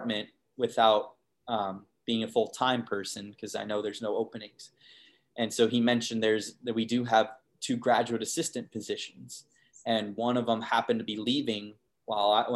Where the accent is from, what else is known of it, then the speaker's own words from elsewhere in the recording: Arizona, United States; I'm born and raised in Arizona, so it would have been tough for me to leave Arizona